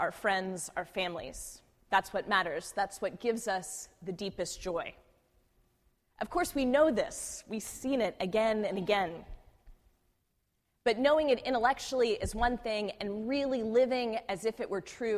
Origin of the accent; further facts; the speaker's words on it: Houston, Texas, United States; now in San Francisco Bay Area, United States; I grew up in Houston during the Enron scandal.